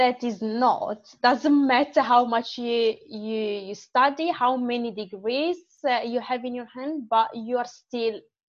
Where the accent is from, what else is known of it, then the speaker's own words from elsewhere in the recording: Manerbio, Lombardy, Italy; accent: Italian; English is a second language; moved away as an adult; also born or lived in Morocco; now in United Kingdom; So I grew up in the north. Okay. The city is called, I'm in a small town called Manerbio. That is part of another city called Brescia.